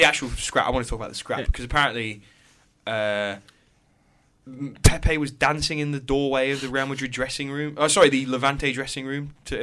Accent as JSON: {"language": "English", "town": "Loughborough", "region": "East Midlands", "country": "United Kingdom", "said": "I live in Loughborough. I'm originally from Loughborough"}